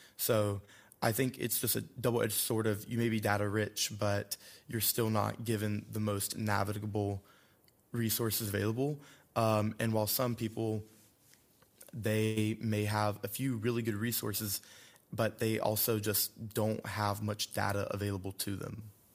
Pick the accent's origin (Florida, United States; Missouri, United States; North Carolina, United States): North Carolina, United States; Randolph County; I'm from Randolph County, North Carolina, um, a very rural community that I come from